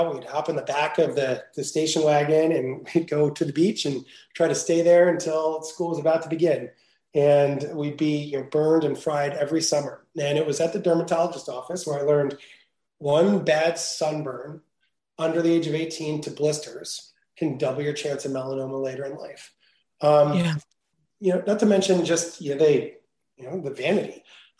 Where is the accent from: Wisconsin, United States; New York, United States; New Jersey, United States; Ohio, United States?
New Jersey, United States; moved away as an adult; also born or lived in Venice, California; now in California, United States; I grew up in New Jersey